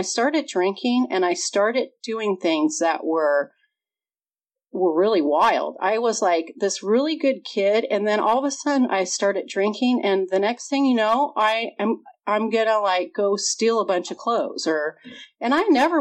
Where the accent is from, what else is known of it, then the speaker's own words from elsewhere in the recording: Redondo Beach, California, United States; also born or lived in Chicago / Santa Monica / Culver City; I grew up in Southern California. My parents moved from Chicago when I was 2 months old. We moved to Santa Monica. And then we moved to Culver City. And then most of my life I spent in Redondo Beach.